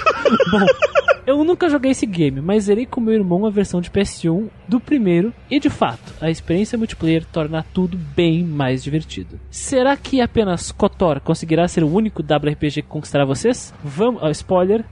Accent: Rio Grande do Sul, Brazil; Também sou gaúcho

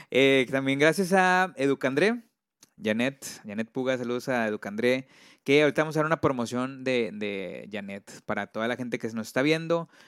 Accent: Monterrey, Nuevo León, Mexico; yo me siento orgulloso de, hacer de aquí, de Monterrey, de Regio. Bueno, soy de Monterrey

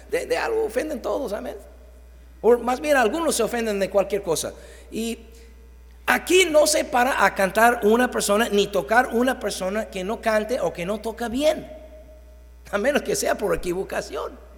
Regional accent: Mexico; Llegar tarde no es excelente pues somos mexicanos y así es México.

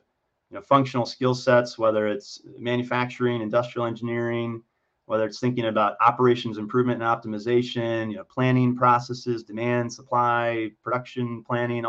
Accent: Michigan, United States; also born or lived in Ohio; now in Illinois, United States; I was born in Ohio, raised in Michigan

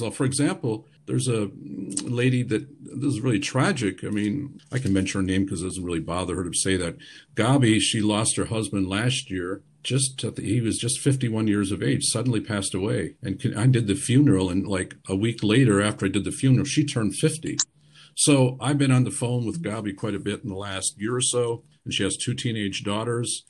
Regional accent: Michigan, United States; now in Germany; I'm from Michigan

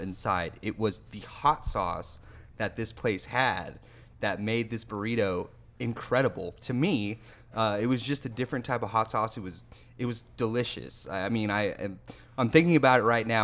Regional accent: West Covina, California, United States; moved away; my hometown spot, Classic Burger in West Covina, California

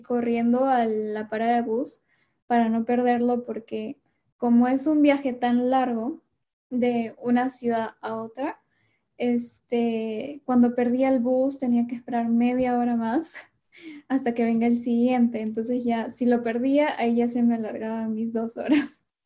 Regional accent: Lima, Peru; moved away as an adult; now in Washington, United States; yo soy de Lima

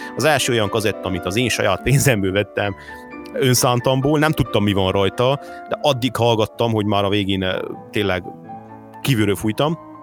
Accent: Hungary; Én abban a korszakban nőttem fel, amikor ő, amikor ő nagy sztár volt idehaza.

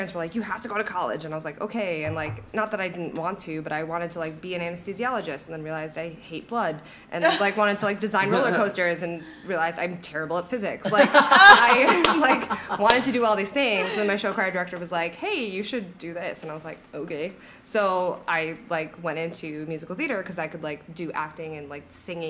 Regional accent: Midwest, United States; moved away as an adult; also born or lived in London; now in Orlando, United States; I am from the Midwest.

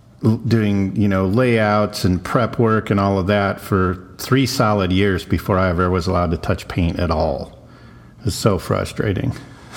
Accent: South Texas, United States; I grew up in South Texas

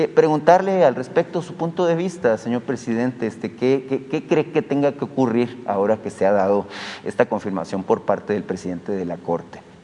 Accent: Hermosillo, Sonora, Mexico; yo soy de Hermosillo

